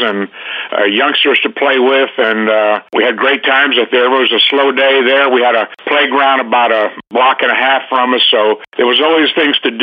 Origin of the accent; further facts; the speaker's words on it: Tampa, Florida, United States; I was raised in Tampa, Florida